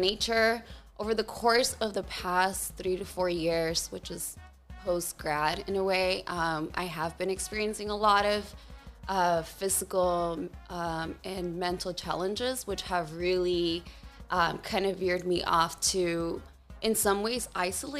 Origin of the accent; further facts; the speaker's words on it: Norwalk, California, United States; I was born and raised in Norwalk, California, so a bit south from here, maybe about an hour